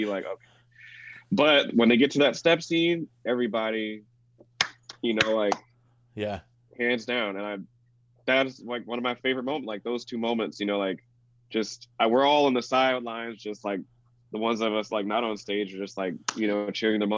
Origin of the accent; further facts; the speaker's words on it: the South, United States; being a black man growing up in the South